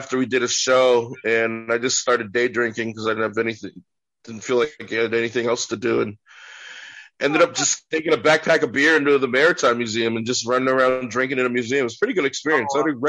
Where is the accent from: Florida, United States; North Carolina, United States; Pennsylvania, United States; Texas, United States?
North Carolina, United States; now in West Coast, United States; I was Mexican when I grew up in North Carolina, and then we're much more prominent here on the West Coast.